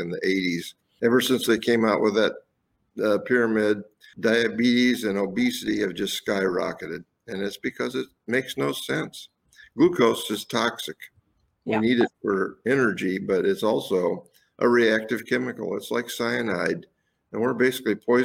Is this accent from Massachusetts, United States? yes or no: no; Fort Wayne, Indiana, United States; moved away as an adult; also born or lived in Wisconsin; I was born in Fort Wayne, Indiana. A small working class family